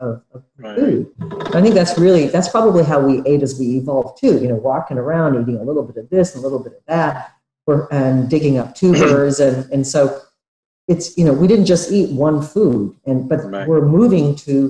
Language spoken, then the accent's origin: English; Japan; now in United States; I was growing up in Japan back in the 1950s and 60s